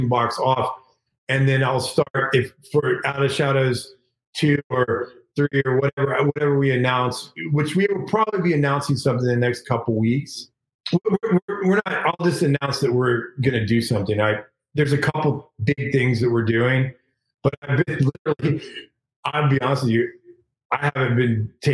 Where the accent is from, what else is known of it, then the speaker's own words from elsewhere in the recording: Texas, United States; moved away; I'm from Texas